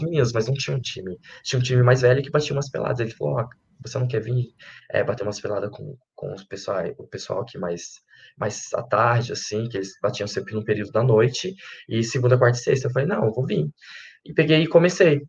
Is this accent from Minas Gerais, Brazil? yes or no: yes; Minas Gerais, Brazil; moved away; also born or lived in Lavras; lá na minha cidade de Santo Antônio